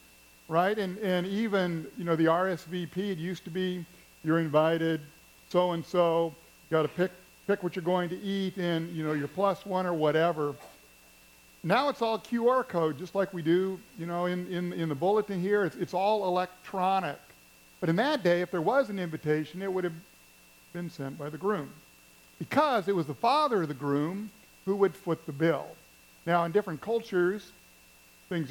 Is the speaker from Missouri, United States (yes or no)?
yes; Missouri, United States; Where I grew up in Missouri